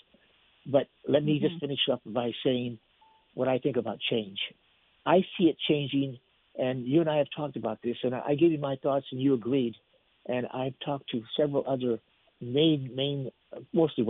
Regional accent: United States; Latinos, like I am, I'm Mexican American

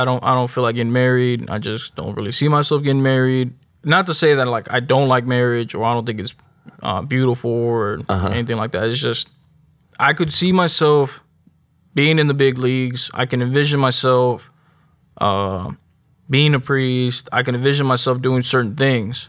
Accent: Houston, Texas, United States; also born or lived in Spring, Texas; I grew up in North Houston, uh, little like not 45 and 1960 area

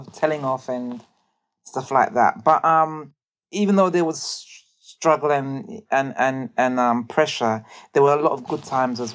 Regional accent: London, United Kingdom; I grew up in Brixton. I was born in an area, well, in central Brixton actually

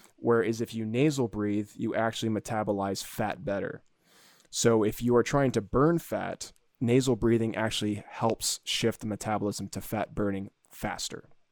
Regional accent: Florida, United States; When I was a kid growing up in Florida

